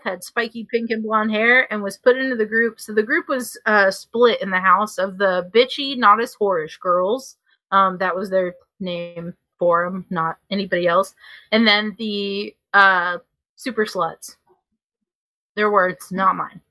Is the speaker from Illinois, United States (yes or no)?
yes; Chicago, Illinois, United States; moved away; also born or lived in Tennessee; me actually being from Chicago